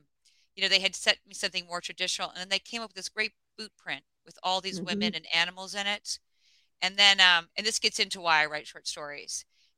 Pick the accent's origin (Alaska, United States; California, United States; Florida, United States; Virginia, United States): Alaska, United States; I think also growing up in Alaska, you know, I spent a lot of time like on riverbanks bored as a kid